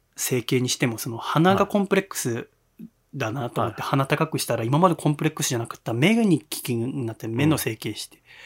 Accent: Yokohama, Kanagawa, Japan; 私横浜出身

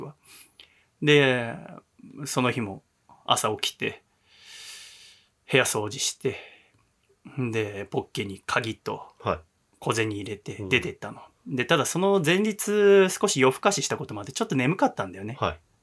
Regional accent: Yokohama, Kanagawa, Japan; 私は神奈川の横浜出身

